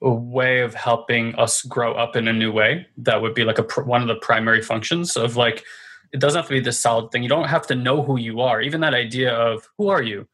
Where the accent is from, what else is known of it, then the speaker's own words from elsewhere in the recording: New York City, New York, United States; we're New Yorkers, right? It's the city of resiliency.